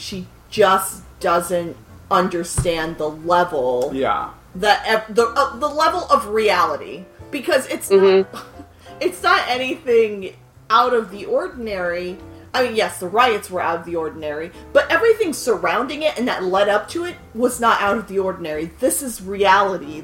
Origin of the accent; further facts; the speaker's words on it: Los Angeles, California, United States; growing up in Los Angeles, I knew where Watts was